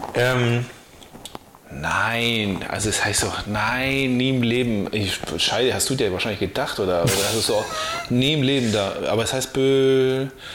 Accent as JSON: {"language": "German", "area": "the area between Böel and Böklund", "region": "Schleswig-Holstein", "country": "Germany", "said": "zwischen Böhl und Böglund, so. Ich komme ja aus der Ecke"}